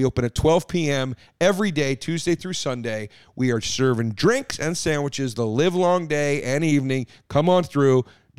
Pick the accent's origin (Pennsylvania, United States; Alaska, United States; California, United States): Pennsylvania, United States; Collegeville; Phoenixville is the town next to the town I grew up in. I grew up in Collegeville, or sometimes it's called Trap.